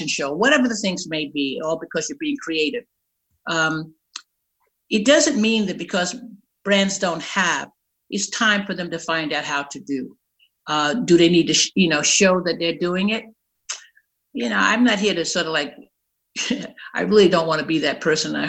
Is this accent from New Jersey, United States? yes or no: no; New York City, New York, United States; also born or lived in North Carolina; I'm born and raised in Brooklyn, New York